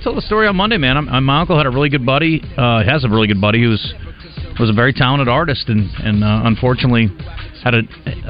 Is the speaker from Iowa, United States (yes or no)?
yes; Iowa, United States; and I'm from Iowa. I mean, we are the corn mecca of Earth.